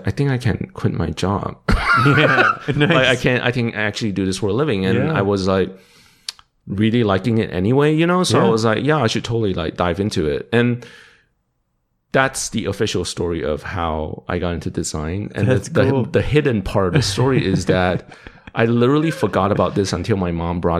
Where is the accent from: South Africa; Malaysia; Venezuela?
Malaysia; also born or lived in Dallas, Texas; now in Austin, United States; I was born and raised in Malaysia